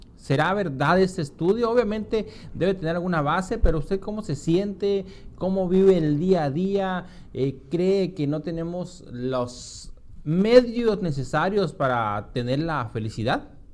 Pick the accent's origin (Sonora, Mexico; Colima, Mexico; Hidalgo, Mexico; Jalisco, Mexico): Sonora, Mexico; los sononeses no somos felices, somos infelices